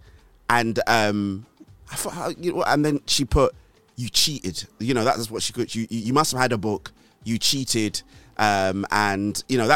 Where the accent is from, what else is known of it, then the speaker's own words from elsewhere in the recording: Nigeria; now in United Kingdom; I grew up in Nigeria. I did secondary school in Nigeria.